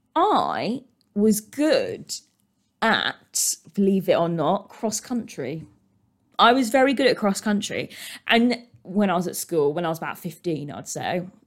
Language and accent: English; United Kingdom; we are British. We are British. British, British, British